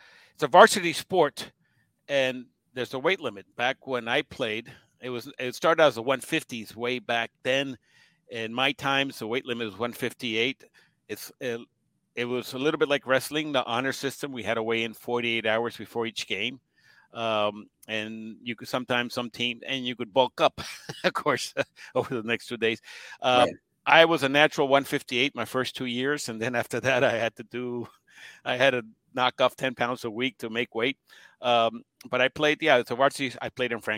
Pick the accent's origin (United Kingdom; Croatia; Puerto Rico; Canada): Puerto Rico; moved away; also born or lived in Washington, D.C. / Caguas, Puerto Rico; I grew up in Puerto Rico.